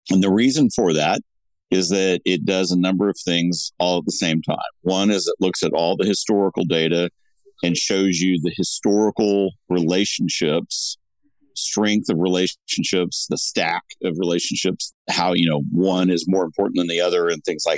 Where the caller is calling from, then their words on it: Laguna Niguel, California, United States; I'm joining you from Laguna Niguel, California, where there's still a marine layer.